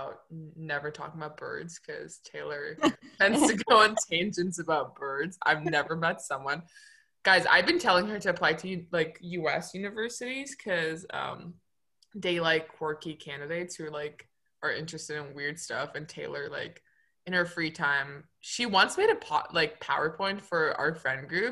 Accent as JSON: {"language": "English", "country": "Turkey", "moved": "yes", "lives_now": "Oakville, Canada", "said": "I'm from Turkey, now in Canada. Connecting from Toronto, GTA, Oakville."}